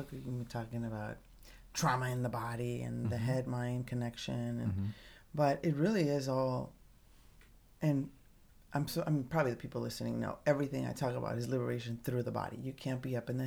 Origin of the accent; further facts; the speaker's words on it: Tijuana, Baja California, Mexico; I grew up in Tijuana, a street girl